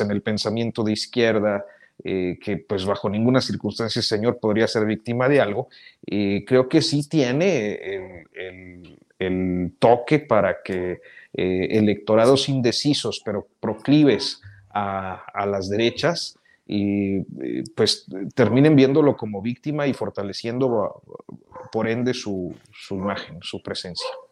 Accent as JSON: {"language": "Spanish", "country": "Mexico"}